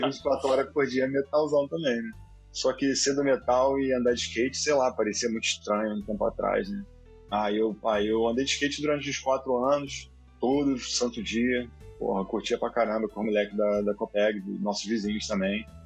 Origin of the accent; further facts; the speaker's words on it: Rio de Janeiro, Brazil; now in United States; sou de Guadalupe, nascido e criado, terra do rock pobre